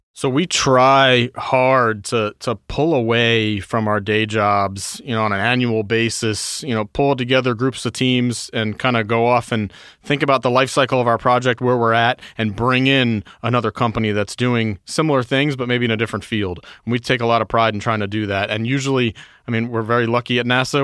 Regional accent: New York, United States; I was born and raised in New York, about an hour north of the city.

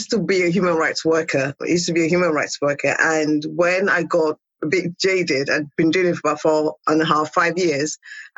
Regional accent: Nigeria; moved away; also born or lived in England; born in Nigeria, and then I was sent to boarding school in England, and I kind of stayed.

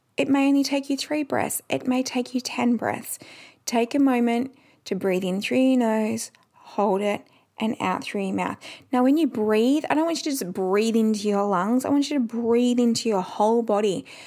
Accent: Perth, Western Australia, Australia; we are from Perth.

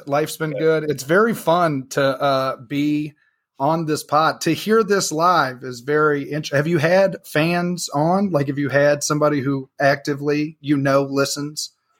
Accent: North Louisiana, United States; now in Kansas City, United States; I grew up in Louisiana. So I grew up in like North Louisiana, which is the less fun part of that state.

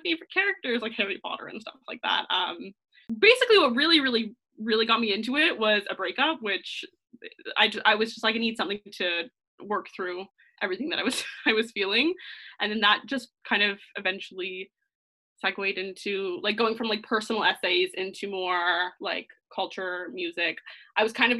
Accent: near Toronto, Ontario, Canada; also born or lived in London, United Kingdom; born and raised in Ontario, Toronto. I'm slightly outside of Toronto

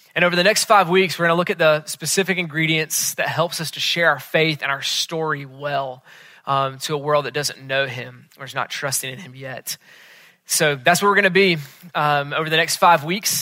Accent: Charlotte, North Carolina, United States; moved away; I was back in Charlotte, which is my hometown.

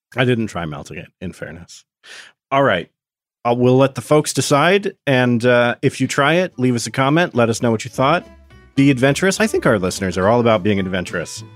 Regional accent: Oregon, United States; I grew up in Oregon for a lot of my childhood

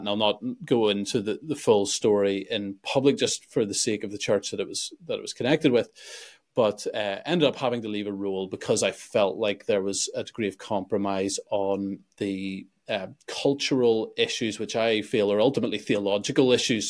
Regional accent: Belfast, Northern Ireland, United Kingdom; also born or lived in Sweden; I'm from Belfast

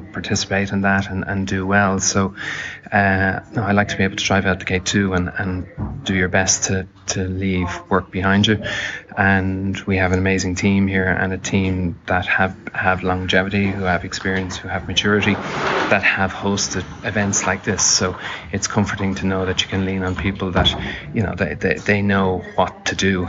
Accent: Dublin, Leinster, Ireland; moved away as an adult; I'm from Dublin, and home is home

